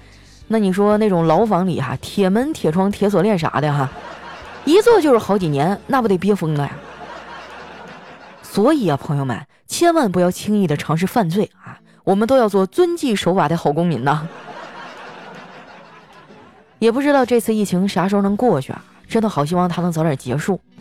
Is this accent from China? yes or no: yes; Northeast China, China; 不瞒你们说啊，我们东北人呢，除了蘸酱菜啊，啥基本上都不生吃。